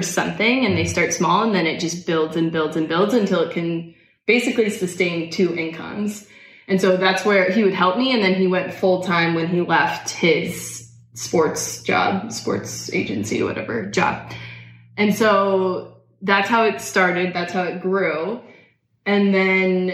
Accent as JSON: {"language": "English", "region": "Colorado", "country": "United States", "also_born_or_lived": "Illinois", "moved": "yes", "lives_now": "Chicago, United States", "said": "I'm from Colorado"}